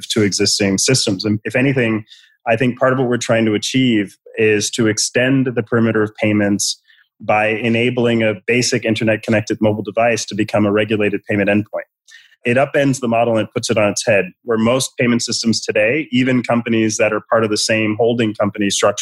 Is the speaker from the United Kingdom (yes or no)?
no; Puerto Rico; now in United States; I'm from Puerto Rico originally, and I have family on the island.